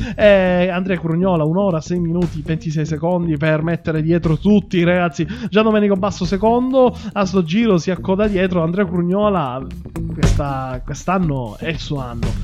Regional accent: Sicily, Italy; io sono siciliano

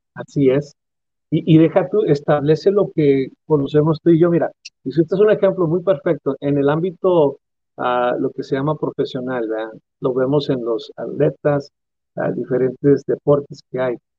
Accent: Mexico; como cultura mexicana

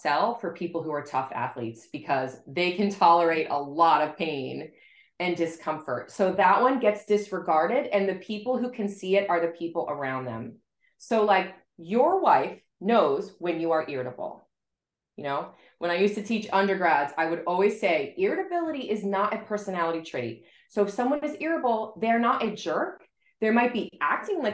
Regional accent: South Florida, United States; now in Boston, United States; I grew up in South Florida and now I live in Boston

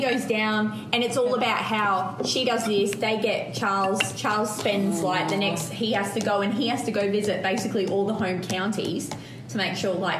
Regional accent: Australia; accent: Australian; also born or lived in London; do I even have an Australian accent anymore?

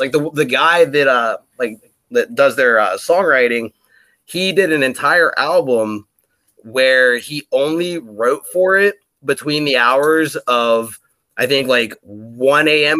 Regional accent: Pennsylvania, United States; moved away as an adult; now in Washington, United States; I, am uh, from Pennsylvania myself

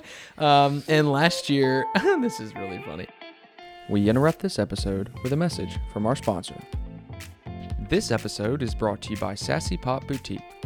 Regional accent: Bellevue, Tennessee, United States; I grew up in Bellevue

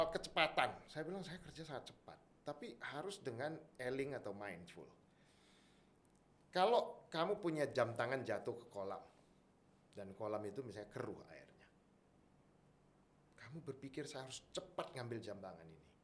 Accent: Medan, North Sumatra, Indonesia; born there; saya orangnya saya lahirnya di Medan

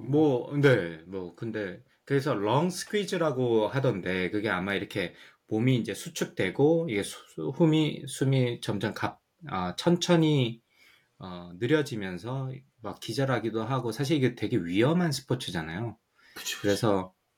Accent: Ulsan, South Korea; now in United States; 저는 시골 울산이라 가지고 MTV가 없어서

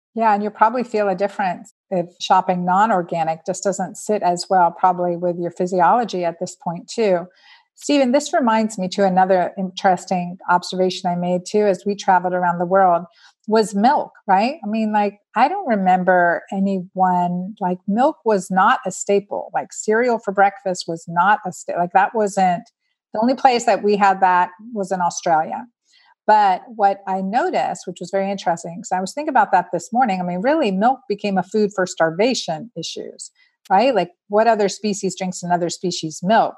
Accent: United States; We're American

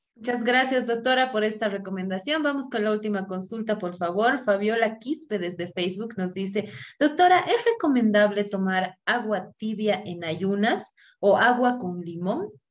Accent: Bolivia; unirnos nuevamente como bolivianos

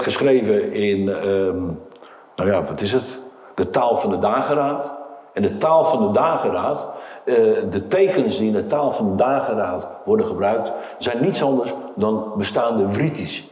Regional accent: Portugal; moved away; Ik kom oorspronkelijk uit Portugal

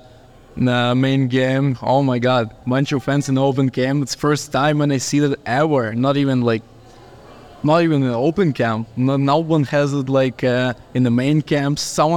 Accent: Kyiv, Ukraine; English is a second language; moved away as an adult; now in Pueblo, United States; I'm from Ukraine, Kiev. And I got here only this year. It's my third month here.

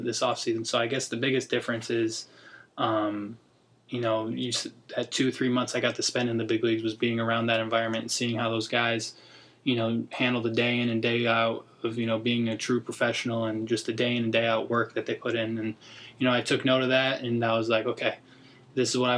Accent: Orlando, Florida, United States; also born or lived in Buffalo, New York; I was born in Buffalo, New York. Moved to Orlando when I was 7

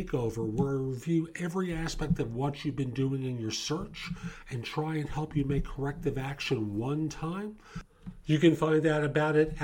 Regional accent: New York, United States; I grew up in New York in the public school system

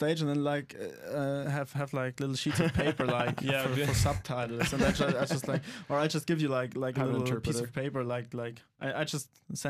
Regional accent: Germany; English is a second language; with most of my friends I talk in German because I'm from Germany.

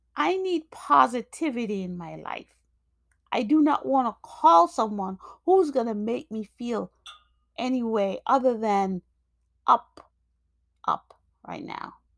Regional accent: New York, United States; also born or lived in Jamaica; I grew up in, I grew up in, um, New York, but I was born in Jamaica.

